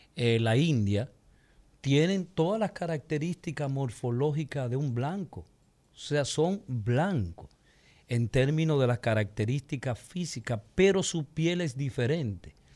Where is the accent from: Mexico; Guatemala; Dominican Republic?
Dominican Republic; nosotros es una etnia, la dominicana